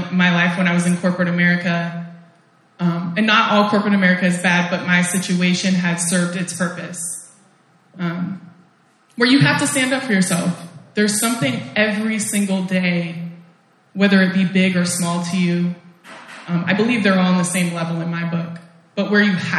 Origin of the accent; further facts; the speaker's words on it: Portland, United States; moved away; also born or lived in Oakland, California; I'm from Portland